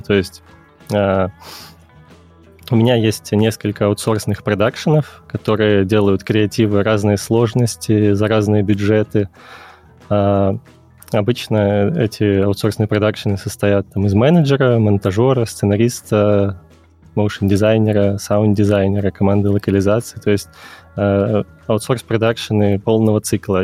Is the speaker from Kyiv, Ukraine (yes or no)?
yes; Kyiv, Ukraine; moved away as an adult; also born or lived in Minsk, Belarus; я из Киева, э, я учился на экономическом факультете КНЕУ